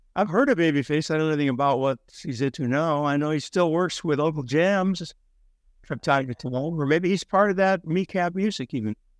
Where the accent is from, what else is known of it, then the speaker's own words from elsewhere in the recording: Minnesota, United States; I'm from Minnesota